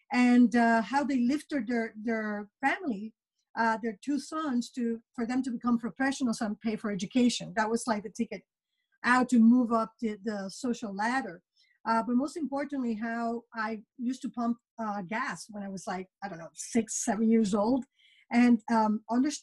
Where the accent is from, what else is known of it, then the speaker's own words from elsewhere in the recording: Puerto Rico; moved away as an adult; also born or lived in New York; now in United States; I was born and raised in Puerto Rico, and I did my undergraduate studies in marketing